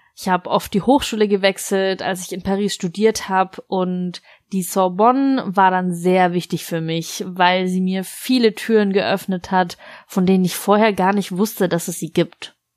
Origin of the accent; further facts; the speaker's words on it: Lebanon; moved away as an adult; now in France; in meiner Kindheit und Jugend im Libanon